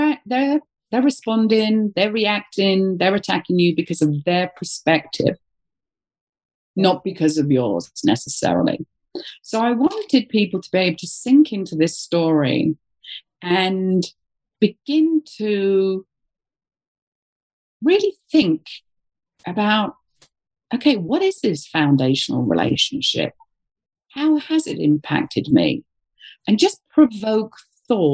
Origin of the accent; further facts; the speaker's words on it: United Kingdom; moved away; being a Brit